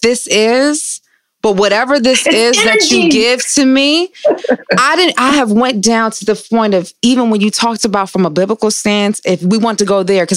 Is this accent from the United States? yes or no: yes; Detroit, Michigan, United States; I'm from Detroit.